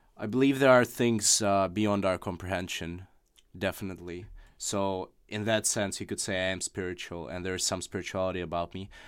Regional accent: Russia; first language Russian; English is a second language; moved away; my native language of Russian

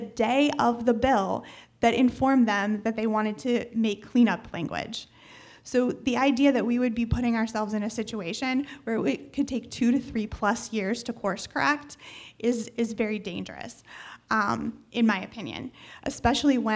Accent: Ohio, United States; moved away; I'm from Ohio originally

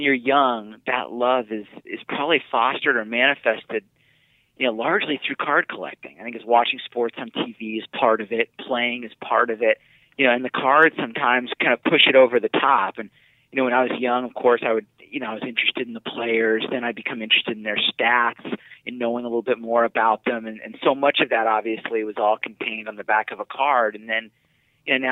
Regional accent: San Diego, California, United States; I'm from San Diego

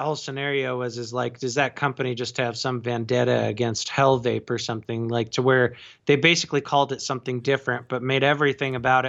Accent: the Western states, United States; I grew up in the West

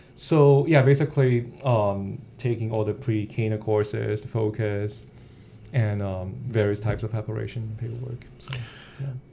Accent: Hong Kong; moved away as an adult; the eight, first 18 years of my life when I was in Hong Kong

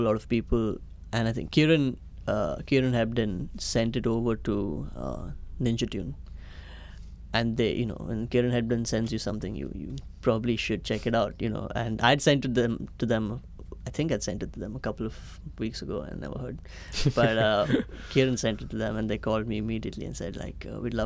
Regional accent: India; moved away as an adult; also born or lived in United States / Chennai, India; now in London, United Kingdom; I was born in the US, but my parents decided to move back to India

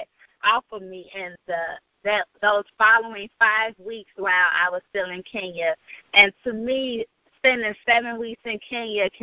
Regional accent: Chicago, Illinois, United States; I'm from Chicago, the South Side, the Windy City

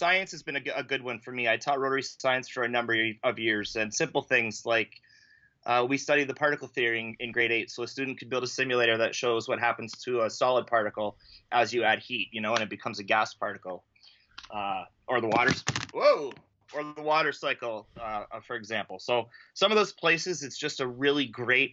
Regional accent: Ontario, Canada; I'm a teacher from Ontario, Canada

